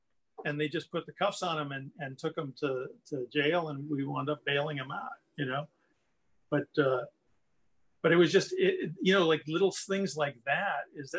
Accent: Milwaukee, Wisconsin, United States; Southside, Milwaukee. Yeah. We were right across.

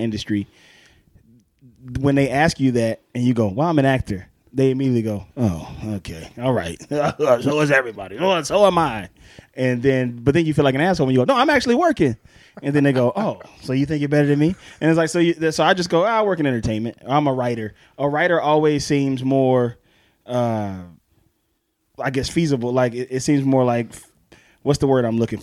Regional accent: Pascagoula, Mississippi, United States; I'm from Pascagoula, Mississippi

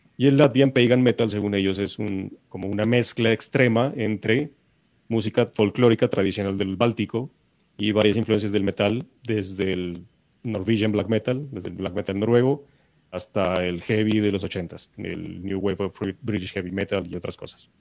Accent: Pasto, Nariño, Colombia; now in Bogotá, Colombia; yo los estoy saludando desde mi tierra natal. Listo, estoy trasladado un mesecito a Pasto

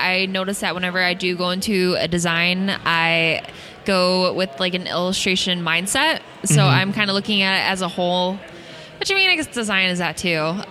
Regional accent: Ypsilanti, Michigan, United States; I'm from Ipsy, Michigan

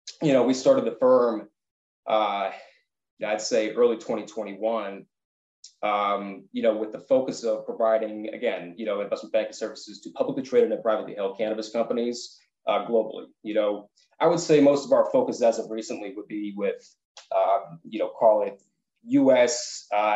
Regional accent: East Coast, United States; moved away as an adult; also born or lived in San Diego, United States; now in Los Angeles, United States; I'm originally from the East Coast and I spent a lot of time out on the East Coast.

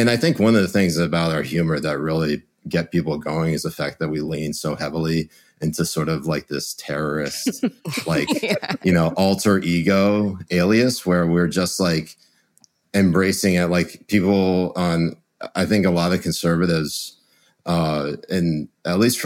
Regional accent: Connecticut, United States; my mom is from Connecticut. And so I was born in Connecticut

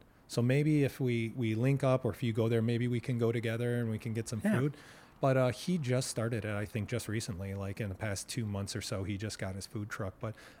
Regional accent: Canton/Plymouth, Michigan, United States; I did grow up in the area.

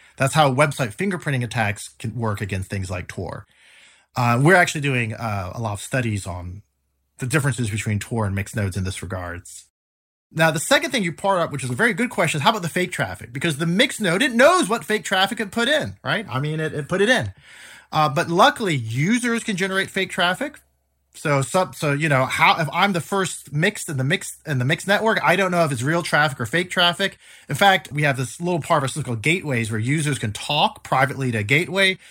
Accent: United States; now in Switzerland; I am an American

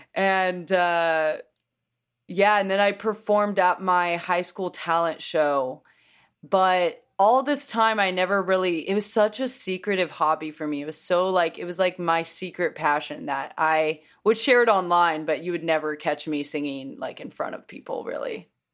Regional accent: Oklahoma City, Oklahoma, United States; moved away as an adult; also born or lived in New York; growing up in Oklahoma

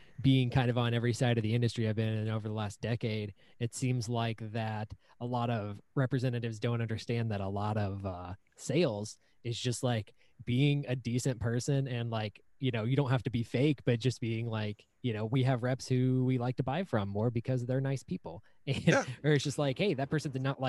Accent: Indianapolis, Indiana, United States; grew up in Indy

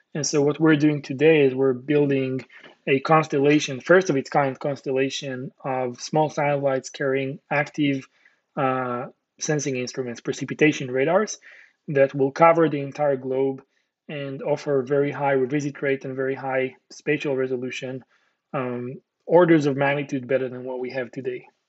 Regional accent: Israel; Born and raised in Israel

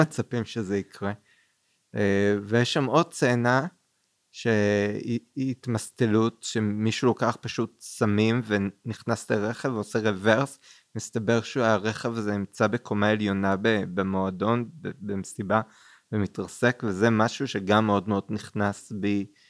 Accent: Kfar Saba, Central District, Israel; גדלתי גם ליד בית קולנוע, קולנוע עמל בכפר סבא

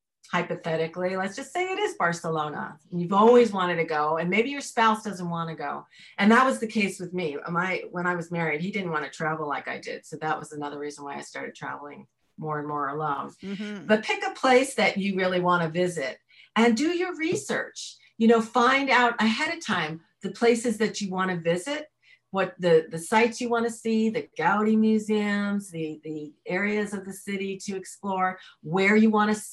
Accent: New York, United States; I was raised in New York, so I was street savvy probably more than I am now

